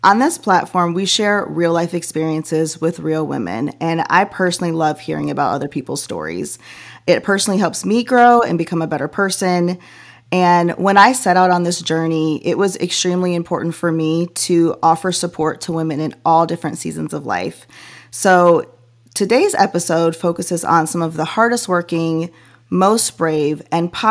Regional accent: Chicago suburbs, Illinois, United States; moved away; I was a suburb girl

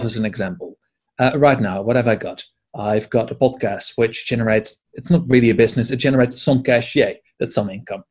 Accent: Edinburgh, Scotland, United Kingdom; here in my hometown, Edinburgh

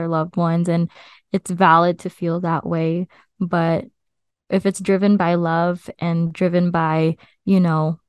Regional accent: United States; her having me here, as her first child here in the US

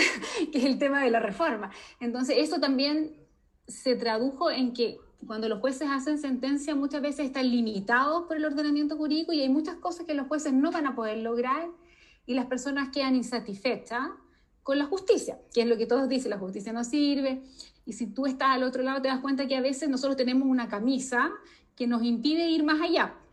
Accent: Chile; nosotros en Chile

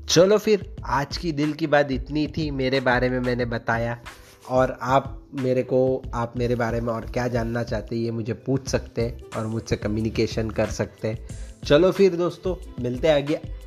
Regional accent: Aurangabad, Maharashtra, India; मैं औरंगाबाद महाराष्ट्र से हूँ

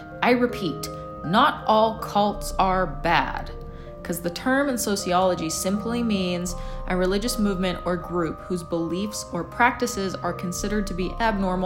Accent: Edmonton, Alberta, Canada; my hometown of Edmonton, Alberta, Canada

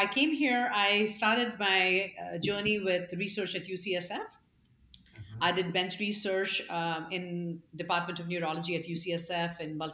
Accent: Bhilai, Chhattisgarh, India; moved away; I grew up in India. I was born in central India in a city called Bhilai.

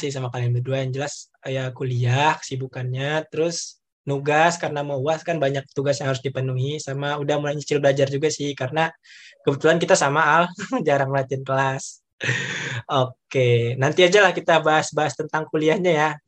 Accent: West Sumatra, Indonesia; kalau bisa dibilang pelit tuh kita udah biasanya sebagai orang Minang gitu

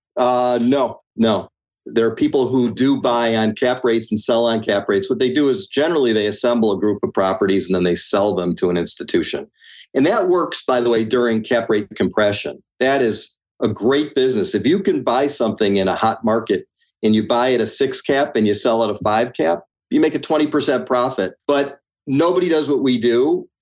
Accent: Highland Park, Illinois, United States; I'm from Highland Park, and that's a community on the North Shore uh, near Lake Michigan.

